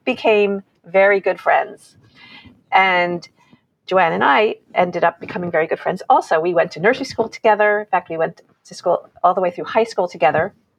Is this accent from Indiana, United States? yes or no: no; New York, United States; I grew up in New York